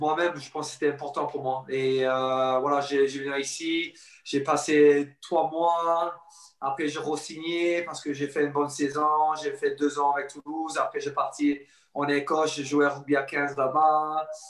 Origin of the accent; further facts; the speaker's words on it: Sydney, New South Wales, Australia; accent: anglophone; French is a second language; moved away as an adult; now in France; J'ai passé toute ma vie jusqu'à 21 ans en Australie. Euh, Sydney, à bord de la plage. Alors, j'ai grandi euh, sur le côte